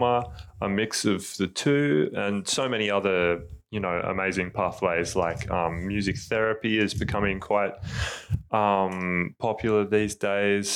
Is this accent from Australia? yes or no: yes; Tasmania, Australia; now in Melbourne, Australia; I'm originally from Tasmania